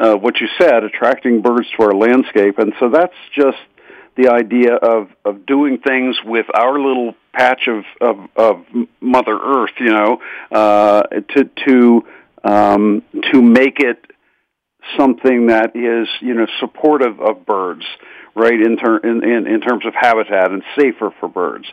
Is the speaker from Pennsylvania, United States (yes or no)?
yes; Pittsburgh, Pennsylvania, United States; I grew up in Squirrel Hill in the east end of Pittsburgh